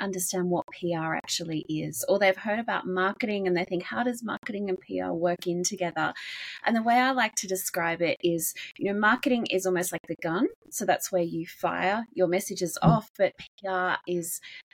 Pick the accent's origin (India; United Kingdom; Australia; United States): Australia; I'm from Australia, and I've worked in public relations